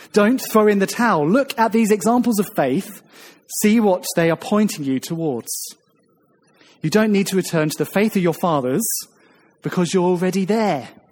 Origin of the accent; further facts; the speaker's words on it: Ramsgate, South East England, United Kingdom; now in St Albans, United Kingdom; When I moved from my hometown of Ramsgate down in the southeast coast to St. Albans